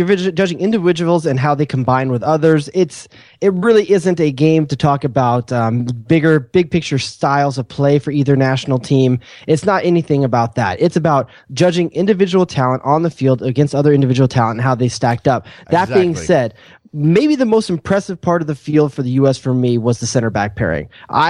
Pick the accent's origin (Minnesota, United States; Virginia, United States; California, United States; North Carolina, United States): California, United States; Los Angeles; I'm from Los Angeles. You know, I'm LA.